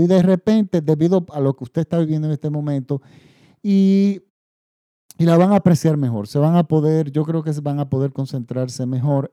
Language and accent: Spanish; Dominican Republic; En mi país